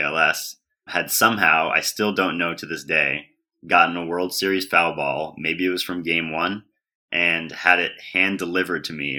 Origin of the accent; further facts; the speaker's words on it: New York City, New York, United States; I grew up in Manhattan, and I'm actually a third generation Yankees fan.